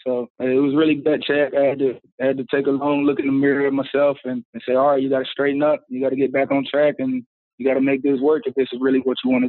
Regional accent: Charlotte, North Carolina, United States; It was great, man. You get a little bit of everything there. You get the country life, but you also get all the seasons there.

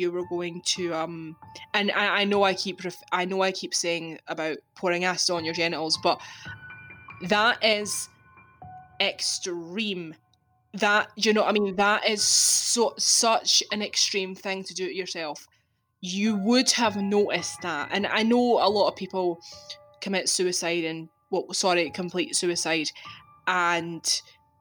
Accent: Scotland, United Kingdom; I'm Scottish. I live in Scotland

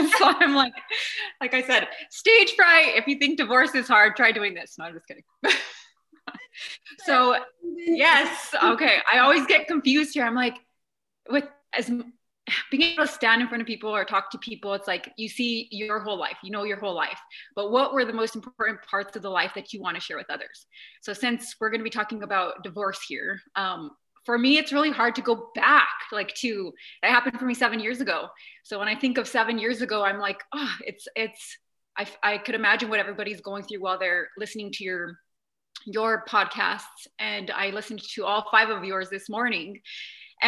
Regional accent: New Mexico, United States; where I come from, I'm from New Mexico, and we're a certain culture

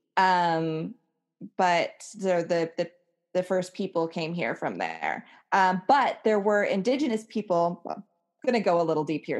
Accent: Hawaii, United States; born or raised there

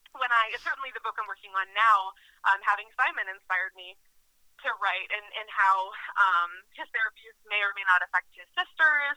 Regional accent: Massachusetts, United States; moved away as an adult; also born or lived in Minnesota; I'm from Massachusetts, and I got kind of homesick when I was living out there

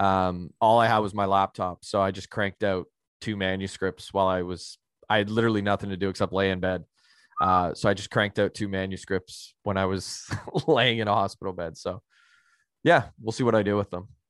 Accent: Canada; being a Canadian

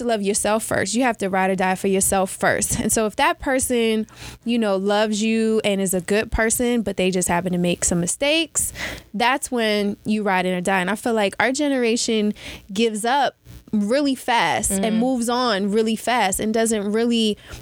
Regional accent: Cincinnati, Ohio, United States

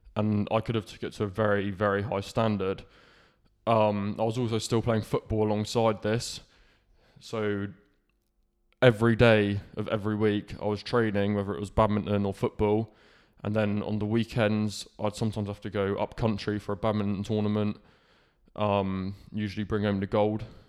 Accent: Falmouth, South West England, United Kingdom; I was born in Cornwall, and I, my life started in Falmouth. So, I grew up in Falmouth

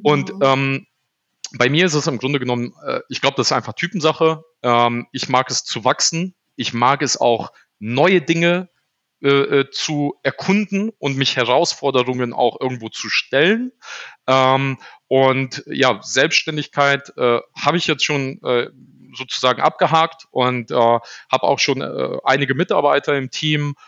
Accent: Düsseldorf, North Rhine-Westphalia, Germany; also born or lived in Poland; ich habe die ersten sechs Jahre meines Lebens ähm, im Container gelebt, hier in Düsseldorf-Garrat, mit meinen Eltern zusammen

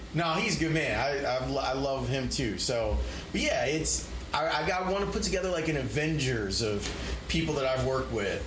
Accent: Chicago, Illinois, United States; I grew up here in Chicago.

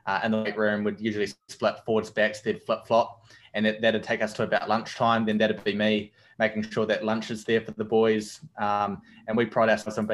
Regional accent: Dunedin, Otago, New Zealand; moved away; from Dunedin, a little place called Dunedin in New Zealand, down the bottom of the South Island

